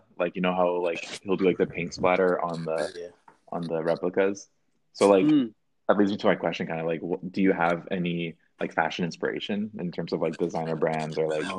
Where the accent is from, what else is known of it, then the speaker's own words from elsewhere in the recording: Vancouver, British Columbia, Canada; We're from Vancouver, Canada.